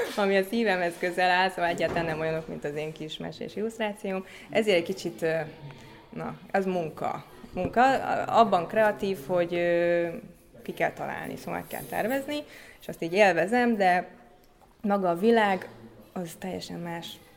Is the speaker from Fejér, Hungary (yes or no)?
yes; Székesfehérvár, Fejér, Hungary; a szüleim elkezdtek animációs csoportot működtetni Székesfehérváron, és akkor én még nagyon kicsi gyerek voltam